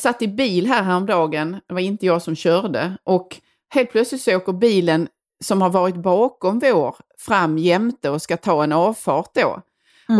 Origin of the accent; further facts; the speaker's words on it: Skåne, Sweden; vi själva som skåningar